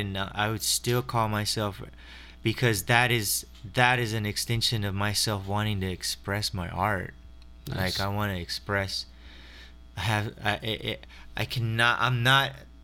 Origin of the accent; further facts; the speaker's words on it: Waco, Texas, United States; moved away; she's from my hometown in Waco, Texas